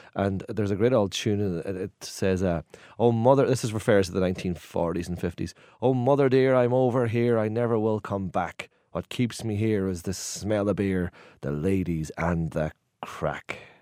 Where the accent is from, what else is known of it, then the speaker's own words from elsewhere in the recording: Donegal, Ulster, Ireland; accent: Donegal; in Donegal, where I'm from, it's very famous for its potatoes